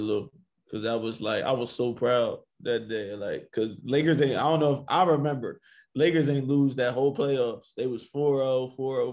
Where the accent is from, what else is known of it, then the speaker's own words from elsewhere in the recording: Woodbury, New Jersey, United States; where I'm from is like very, very diverse, Woodbury, New Jersey.